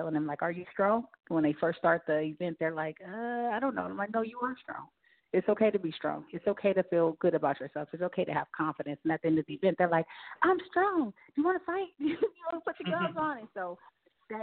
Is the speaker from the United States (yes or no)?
yes; San Francisco, California, United States; I'm from San Francisco. I'm from the Bayview, Hunters Point area of San Francisco. It's a, you know, underprivileged community. You know, it's a rough area to grow up